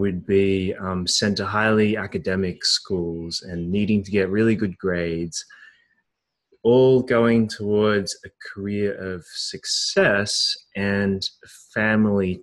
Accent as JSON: {"language": "English", "country": "Australia", "tie": "born or raised there", "said": "I was born in Australia to Chinese Hong Kong parents who were academics"}